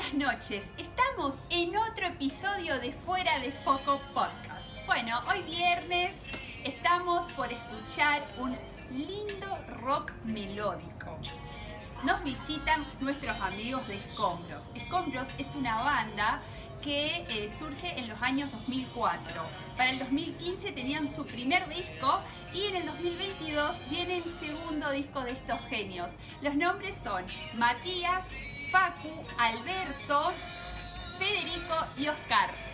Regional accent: Corrientes, Argentina; Somos de Argentina, Corrientes Capital

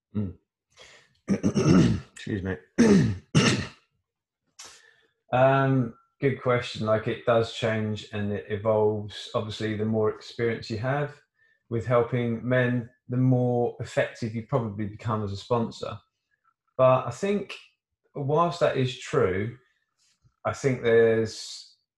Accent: Surrey, South East England, United Kingdom; I come from Surrey

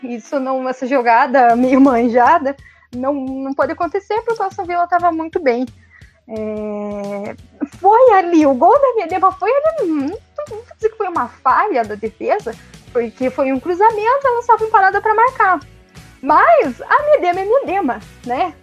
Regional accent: Brazil; como bons brasileiros

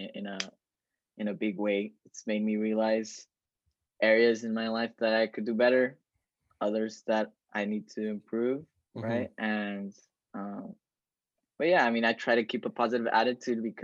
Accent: El Paso, Texas, United States; I've been here back in my hometown in El Paso since March of this year

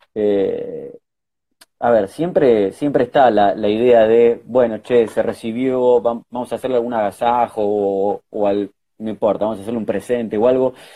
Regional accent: Lanús, Buenos Aires Province, Argentina; soy de Lanús, así que fui a la, eh, eh, a la media cuatro fui

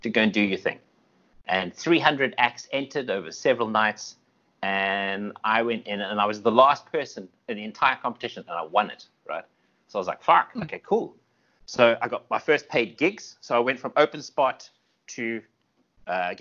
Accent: South Africa; I'm South African

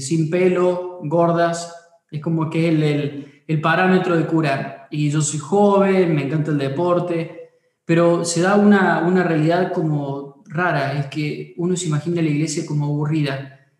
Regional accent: Córdoba, Argentina; soy cordobés

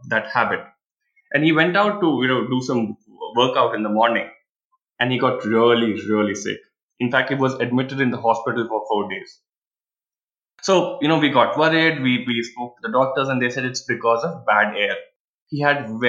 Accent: Bhilai, Chhattisgarh, India; now in Bangalore, India; I'm from Bhilai, that's in central India.

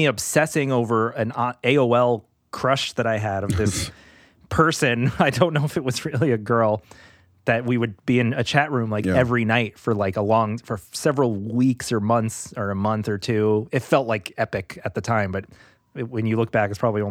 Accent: New York City, New York, United States; Growing up in New York City

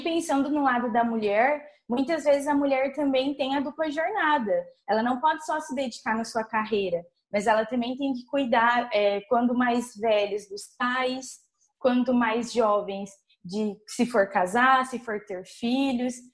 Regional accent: Nova Andradina, Mato Grosso do Sul, Brazil; moved away; sou de uma cidade, vim de Nova Andradina, cidade de interior.

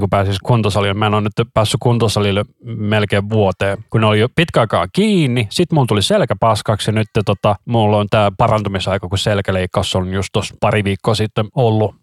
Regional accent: Helsinki, Uusimaa, Finland; also born or lived in Vantaa; minä olen Helsingistä, mutta minä olen syntynyt Vantaalla.

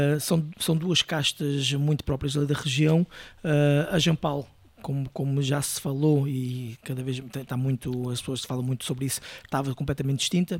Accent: Peniche, Centro, Portugal; moved away as an adult; also born or lived in Brazil / England; eu sou de Peniche

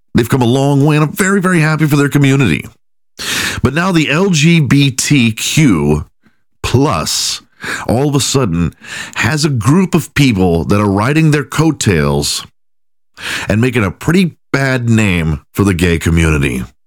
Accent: Houston, Texas, United States; when I was growing up in Houston, Texas

